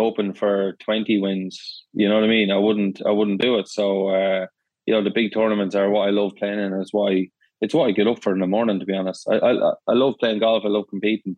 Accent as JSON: {"language": "English", "country": "Ireland", "moved": "as an adult", "lives_now": "Florida, United States", "said": "I am Irish"}